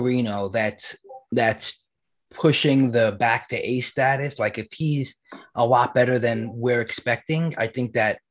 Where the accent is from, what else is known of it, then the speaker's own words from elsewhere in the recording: New York, United States; I grew up in New York, so I went to a lot of Met and Yankee games